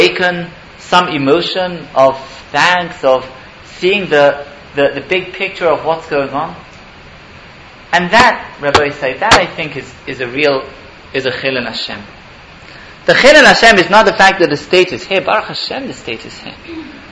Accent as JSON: {"language": "English", "region": "England", "country": "United Kingdom", "tie": "born or raised there", "moved": "yes", "lives_now": "Israel", "said": "I grew up in England"}